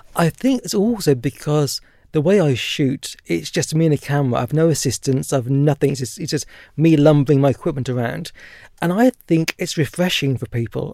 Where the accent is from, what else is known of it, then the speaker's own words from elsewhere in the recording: Norfolk, East of England, United Kingdom; I was born and raised in Norfolk and very proud to be from there